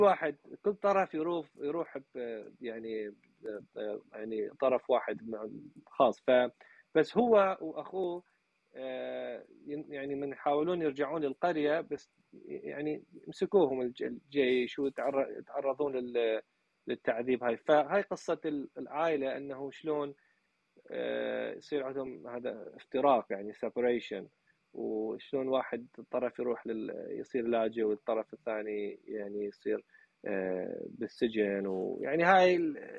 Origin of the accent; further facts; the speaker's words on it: Iraq; now in Nashville, United States; احنا العراقيين